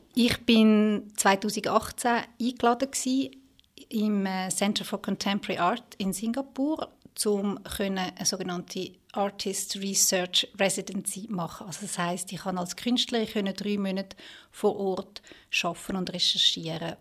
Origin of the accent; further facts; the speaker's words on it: Switzerland; bei uns in der Schweiz